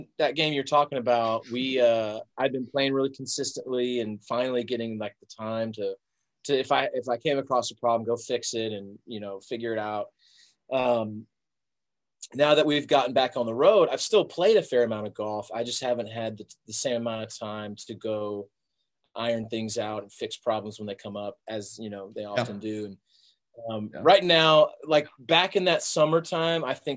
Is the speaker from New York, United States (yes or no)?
no; Peachtree City, Georgia, United States; now in Nashville, United States; I grew up just Southwest of Atlanta, in Peachtree City, Georgia